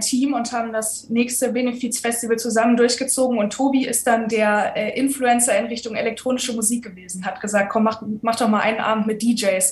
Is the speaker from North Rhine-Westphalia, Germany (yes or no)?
yes; Düsseldorf, North Rhine-Westphalia, Germany; moved away as an adult; now in Cologne, Germany; ich komme aus Düsseldorf